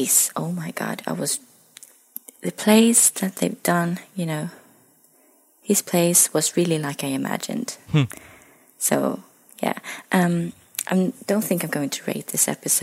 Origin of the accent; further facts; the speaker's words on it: Sweden; I'm from Sweden